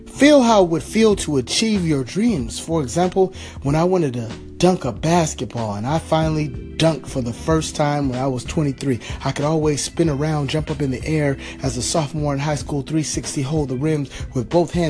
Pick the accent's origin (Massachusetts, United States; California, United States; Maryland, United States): California, United States; my home state, California